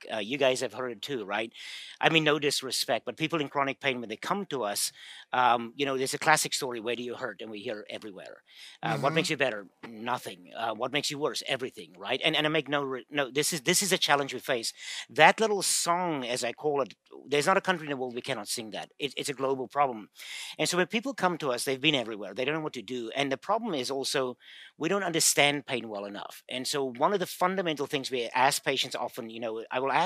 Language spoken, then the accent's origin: English; South Africa; moved away as an adult; now in United States; I'm from South Africa. I had a funny accent.